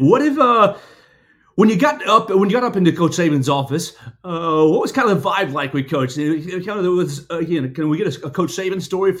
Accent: Chattanooga, Tennessee, United States; I'm from Chattanooga.

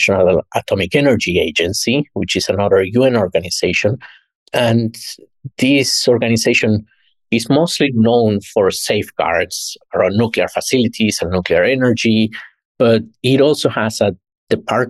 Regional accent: Mexico; moved away as an adult; also born or lived in New York; went back home, my home country in Mexico

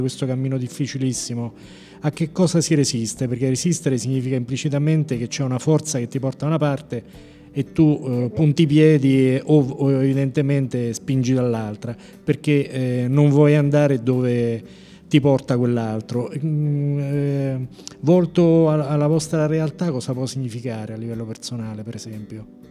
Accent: Norcia, Umbria, Italy; now in Rome, Italy; io sono umbro, però vengo da Norcia

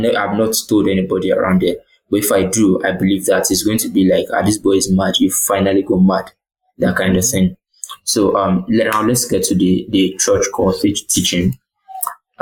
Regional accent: Ilesha, Osun, Nigeria; I was born and bred in Ilesha Osun State

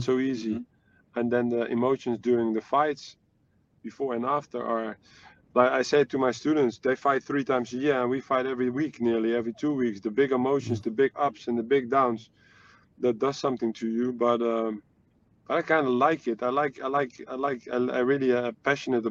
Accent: Netherlands; I'm from the Netherlands

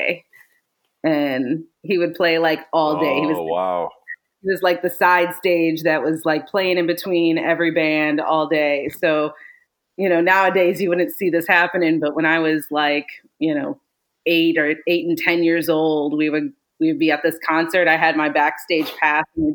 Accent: Detroit, Michigan, United States; also born or lived in New Jersey; I was born in New Jersey and raised in Michigan, Metro Detroit area

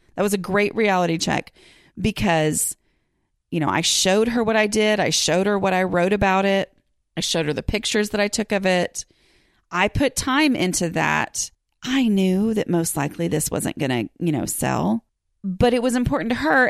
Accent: Texas, United States; I'm a podcaster from Texas who's working on her own home

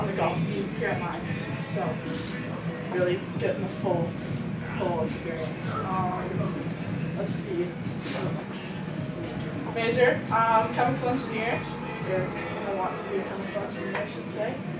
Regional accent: Freedom, Wisconsin, United States; moved away; I'm from Freedom, Wisconsin. It's a small town by Green Bay.

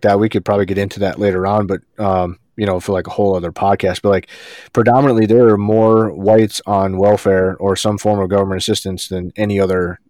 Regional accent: New York, United States; moved away; I grew up with in New York

